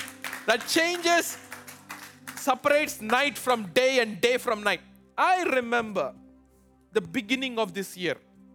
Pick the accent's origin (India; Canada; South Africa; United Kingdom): India; now in Chicago, United States; And people have lived here longer than me. Look, I came from India. They tell me, this year in Chicago, things bloomed earlier.